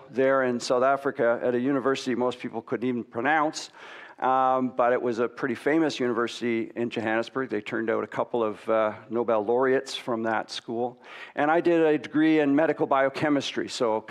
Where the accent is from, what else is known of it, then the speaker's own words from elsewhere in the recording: Waterloo, Ontario, Canada; I grew up in Waterloo, and I had a pretty sort of normal life, lived in a rural environment.